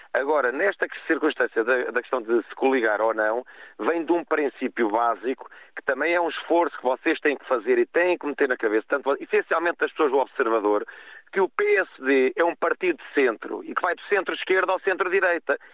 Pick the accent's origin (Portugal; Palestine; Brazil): Portugal; Cacém, Lisbon; eu sou do Cacém.